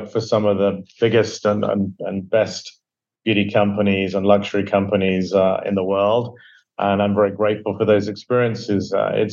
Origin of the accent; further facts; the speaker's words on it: Devon, South West England, United Kingdom; moved away; I grew up in England, Devon, in England, to be exact, in a small fishing village